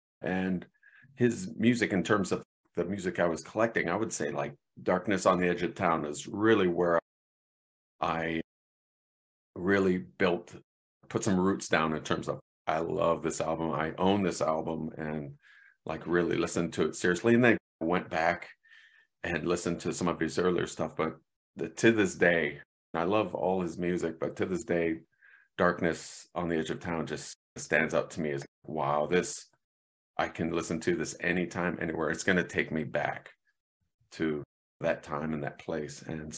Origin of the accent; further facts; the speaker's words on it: Canton, Ohio, United States; I grew up in Northeast Ohio in Canton, in the shadow of Cleveland